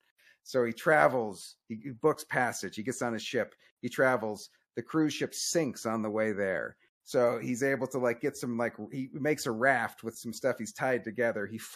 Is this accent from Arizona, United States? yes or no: yes; Arizona, United States; growing up in Arizona